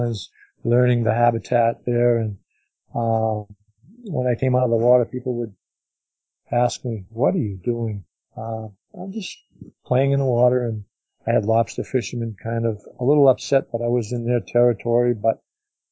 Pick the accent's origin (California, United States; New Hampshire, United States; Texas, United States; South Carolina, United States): New Hampshire, United States; Manchester; we live about an hour away from the ocean where I was born in Manchester, New Hampshire